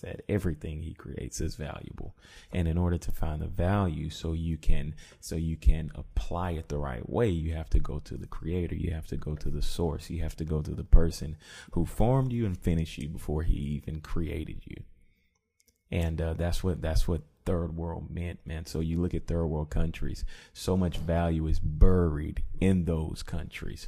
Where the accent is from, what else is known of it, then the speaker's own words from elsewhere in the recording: Columbia, United States; moved away; I went to my hometown, back to Columbia